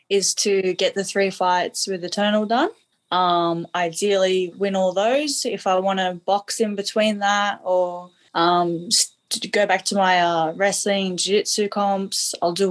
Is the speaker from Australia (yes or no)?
yes; Australia; I'm Australian